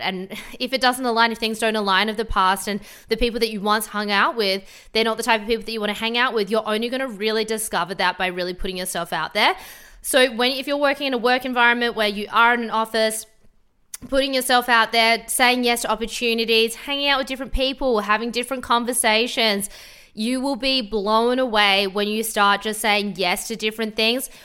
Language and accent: English; Adelaide, South Australia, Australia; moved away as an adult; also born or lived in Sydney; now in Gold Coast, Australia; I'm from Adelaide originally, moved to Sydney